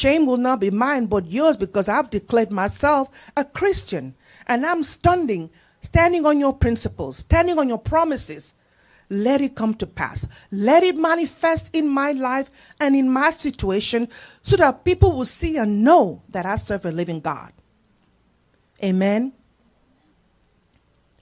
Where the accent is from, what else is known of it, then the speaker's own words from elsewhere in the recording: Nigeria; moved away; In my country where I come, I'm a Nigerian